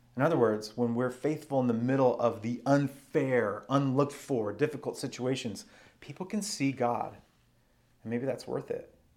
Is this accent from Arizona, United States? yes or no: yes; Arizona, United States; now in Washington, United States; where I grew up in Arizona